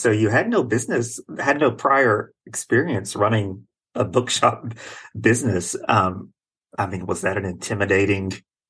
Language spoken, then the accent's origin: English; West Virginia, United States; I'm from West Virginia